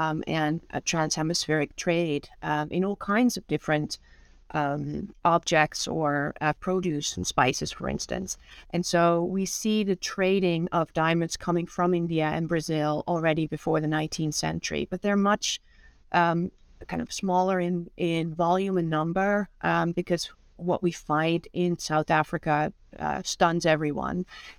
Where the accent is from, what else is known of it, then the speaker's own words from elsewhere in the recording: Netherlands; moved away as an adult; now in United States; And I'm originally from the Netherlands, born and raised, and came to the United States when I was 24 and have been here ever since.